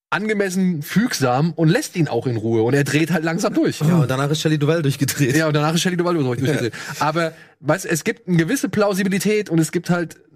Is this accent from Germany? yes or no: no; France; Nee, oder, ich komme aus